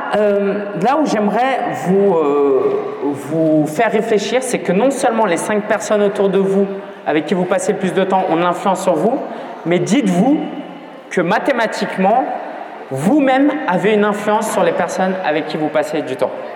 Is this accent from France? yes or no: yes; France; je suis né en France, mes parents étaient chinois